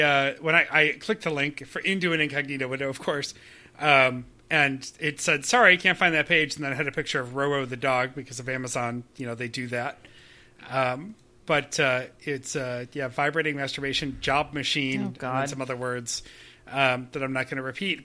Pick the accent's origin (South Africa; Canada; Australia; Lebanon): Canada; as a Canadian